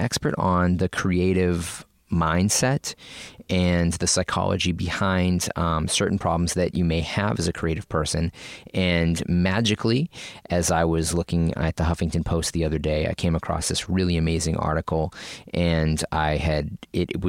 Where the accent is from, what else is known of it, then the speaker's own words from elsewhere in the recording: Massachusetts, United States; we're both from Massachusetts